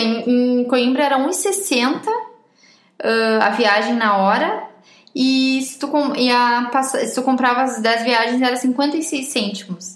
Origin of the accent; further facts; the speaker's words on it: Brazil; accent: Brazilian; moved away as an adult; now in Portugal; o meu sotaque é brasileiro? Elas veem que eu sou brasileira